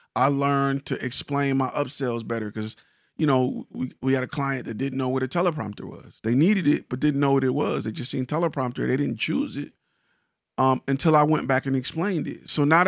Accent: Detroit, Michigan, United States; I'm from Detroit where, you know, we do this type of dance and Chicago do that type of dance.

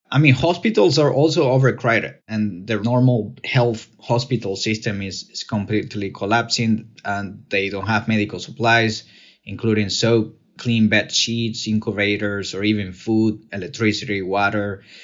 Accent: Venezuela; moved away as an adult; now in United States; I was born and raised in Venezuela. I left the country in two thousand twelve to pursue better opportunities and a safer life in the United States.

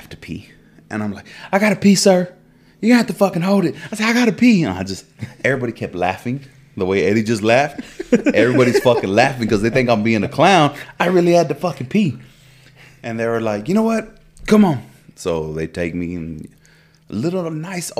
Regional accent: Texas, United States; also born or lived in Midland; In my head, I'm from Texas

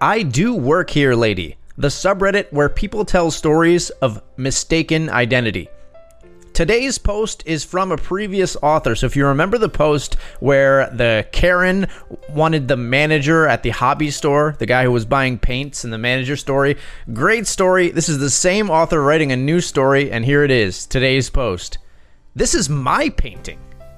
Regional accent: Pacific Northwest, United States; Also, I grew up in the Pacific Northwest, and so I have those memories to draw from as well.

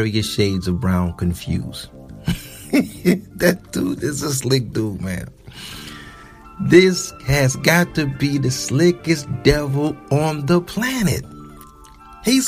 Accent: Detroit, Michigan, United States; I'm from Detroit

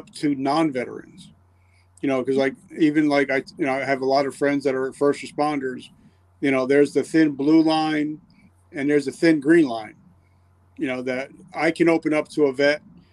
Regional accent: New Jersey, United States; coming from New Jersey, coming from an Italian household

